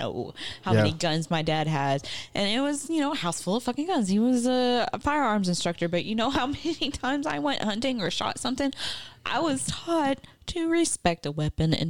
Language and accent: English; Southwest Arkansas, United States; I'm from Southwest Arkansas, where it's like, shoot first and ask questions later